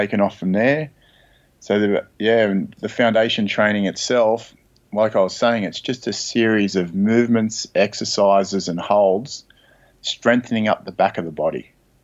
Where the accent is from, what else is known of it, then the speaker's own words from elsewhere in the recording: Sydney, New South Wales, Australia; I grew up in Sydney, Australia